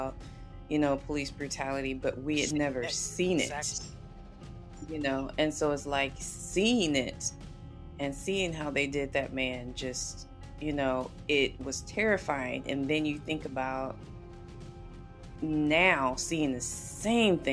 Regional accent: the South, United States; growing up in the South

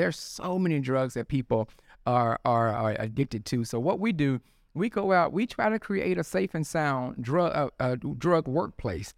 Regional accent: Tupelo, Mississippi, United States; moved away as an adult; also born or lived in Memphis area, Tennessee; now in Memphis, United States; I am from Tupelo, Mississippi

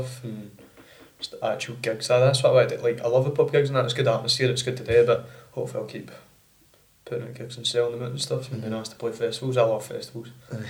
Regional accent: Bellshill, Scotland, United Kingdom; born there; then I was born in Bellshill

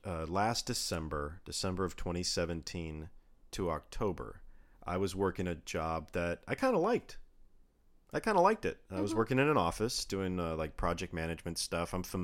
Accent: Redmond, Washington, United States; also born or lived in Bellevue; I was born in Bellevue, Washington. {S1} Mm-hmm. {S0} I was raised in Redmond, Washington.

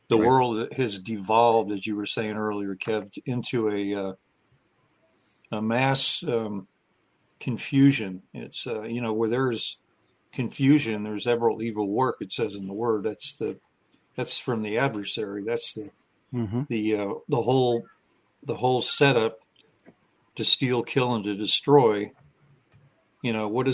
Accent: San Francisco, California, United States; moved away; I grew up in the San Francisco Bay Area

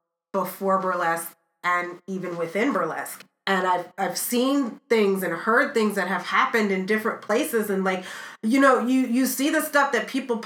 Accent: United States; I'm an American

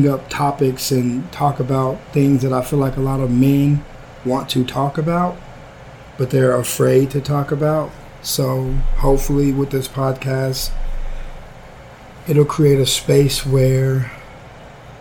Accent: Odessa, Texas, United States; I was born and raised in Odessa, Texas.

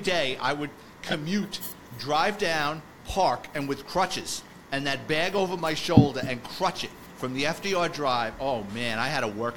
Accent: New York City, New York, United States; I grew up in the Bronx, so for me, I was living with my parents

